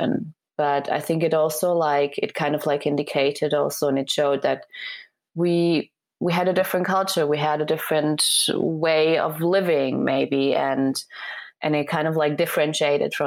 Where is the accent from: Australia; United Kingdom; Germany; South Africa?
Germany; first language Serbian; English is a second language; also born or lived in Singapore; I was born and raised in Germany